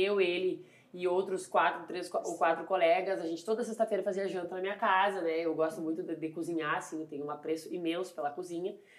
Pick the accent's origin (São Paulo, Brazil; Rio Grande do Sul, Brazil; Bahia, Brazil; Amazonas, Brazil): Rio Grande do Sul, Brazil; Santa Maria; born or raised there; also born or lived in Arroio do Tigre